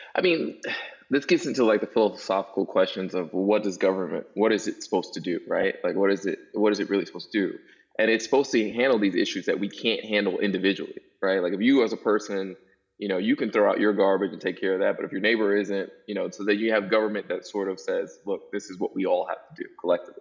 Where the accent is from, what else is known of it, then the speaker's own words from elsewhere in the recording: New York City, New York, United States; now in Virginia, United States; I grew up in Brooklyn, New York